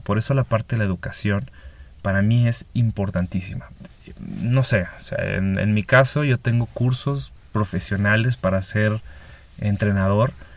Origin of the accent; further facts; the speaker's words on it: Chihuahua, Mexico; moved away as an adult; also born or lived in Mexico City / Pacific coast of Mexico; de mi ciudad natal, Chihuahua, me voy a Ciudad de México a vivir